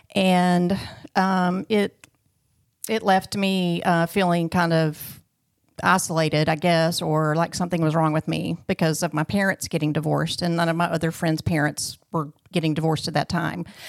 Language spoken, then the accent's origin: English; Clarksville, Arkansas, United States; also born or lived in Little Rock, Arkansas; I was born in Little Rock, um, and then we moved to Clarksville, Arkansas when I was two, and then I was raised there